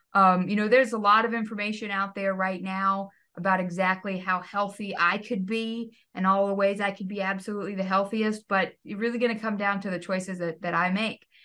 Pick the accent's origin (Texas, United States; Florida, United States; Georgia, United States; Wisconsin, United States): Texas, United States; I grew up in Texas